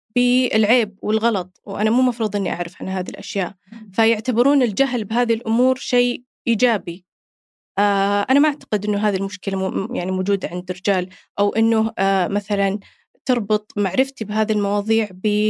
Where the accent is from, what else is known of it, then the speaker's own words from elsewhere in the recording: Saudi Arabia; عندنا هنا في السعودية